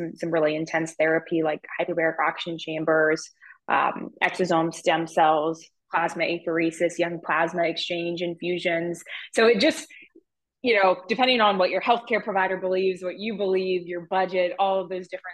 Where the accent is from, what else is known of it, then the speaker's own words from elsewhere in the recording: Ohio, United States; I'm from Ohio